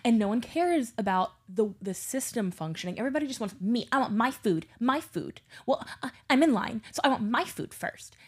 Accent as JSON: {"language": "English", "town": "Baton Rouge", "region": "Louisiana", "country": "United States", "tie": "born or raised there", "moved": "yes", "lives_now": "New Orleans, United States", "said": "I grew up in Baton Rouge"}